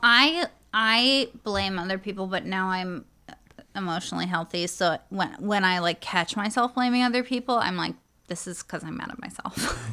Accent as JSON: {"language": "English", "town": "New York City", "region": "New York", "country": "United States", "tie": "born or raised there", "said": "I come from New York City."}